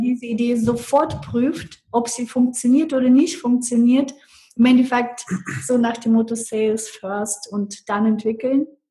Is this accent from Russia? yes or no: yes; Russia; German is a second language; moved away as an adult; now in Germany; ich bin mit 18 Jahren aus Russland nach Deutschland gekommen